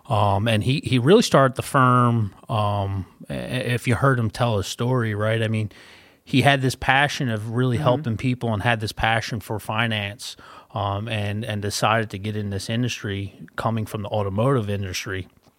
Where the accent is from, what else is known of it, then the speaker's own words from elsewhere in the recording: Philadelphia, Pennsylvania, United States; moved away as an adult; I usually get New York, but I am originally from Philadelphia. My wife and I, Jacqueline, moved down here about 4 years ago. So we've been in the area for about 4 years.